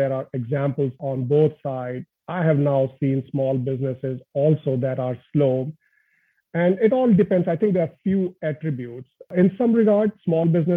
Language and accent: English; India; moved away; born and brought up in India, humble family, and really grew up in a family where my dad was getting transferred every couple of years